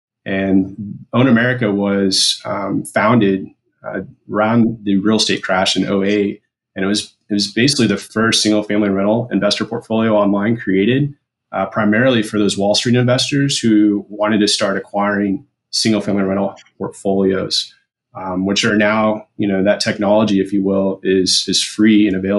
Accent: Midwest, United States; recently here in South Carolina, where I reside with my wife and three little girls. As Bruce mentioned, I am originally from the Midwest, so I did earn my bachelor's from Washburn University in Topeka, Kansas

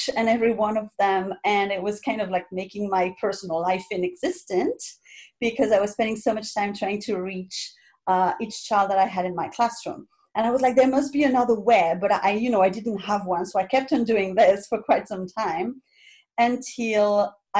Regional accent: France; moved away as an adult; also born or lived in Nova Scotia, Canada / Montreal, Canada / Vancouver, Canada; now in Halifax, Canada; I am originally from France, and I have been here in Canada for 13 years now.

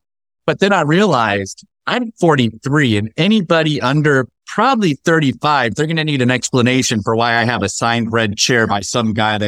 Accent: Indiana, United States; also born or lived in Los Angeles / New York; now in Texas, United States; before spending my years in LA and New York, I was raised in Indiana.

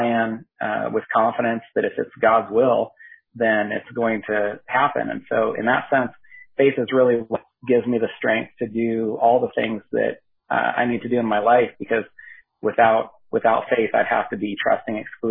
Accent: Northern California, United States; moved away as an adult; also born or lived in Southwest Washington; now in Washington, United States; my wife, Katie, and I grew up together in Northern California

